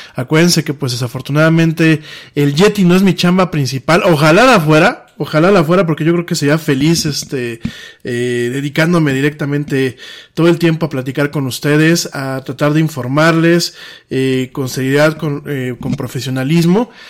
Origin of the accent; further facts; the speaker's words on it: Mexico; aquí en mi país